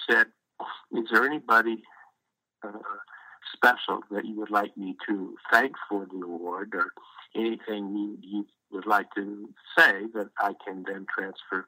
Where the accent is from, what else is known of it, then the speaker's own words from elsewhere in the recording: Los Angeles, California, United States; grew up in Los Angeles